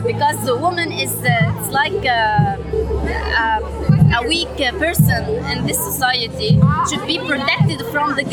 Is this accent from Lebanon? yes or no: yes; Tripoli, North Lebanon, Lebanon; English is a second language; now in Beirut, Lebanon; I am from Tripoli, but I'm living in Beirut.